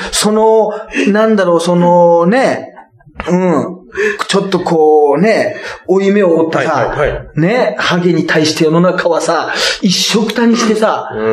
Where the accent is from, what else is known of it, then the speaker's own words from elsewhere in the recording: Toyooka, Hyogo, Japan; moved away; うちの地元のね、木崎温泉